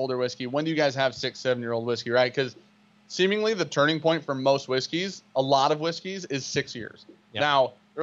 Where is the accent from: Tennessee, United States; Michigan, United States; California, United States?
Michigan, United States; We're from Michigan.